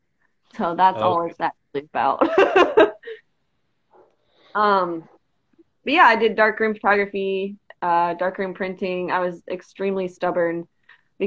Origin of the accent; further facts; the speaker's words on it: Dayton, Ohio, United States; moved away as an adult; now in Columbus, United States; from Dayton, which is just like an hour west of here